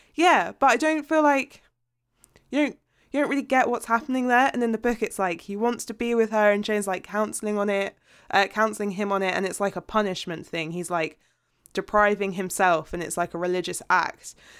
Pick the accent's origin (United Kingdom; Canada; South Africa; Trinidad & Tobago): United Kingdom; as a British person who pays a T V license